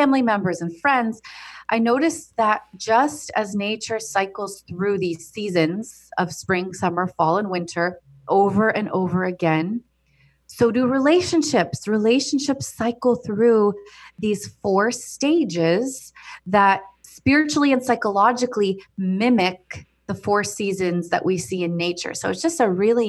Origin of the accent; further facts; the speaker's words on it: United States; I was born and raised in America, but my family of origin comes from Cairo, Egypt